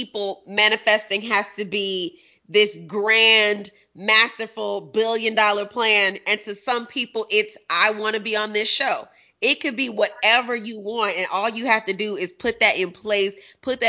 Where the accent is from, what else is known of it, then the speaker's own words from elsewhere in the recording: Chicago, Illinois, United States; I'm from 87th and Kansas, sis. I went to Bogan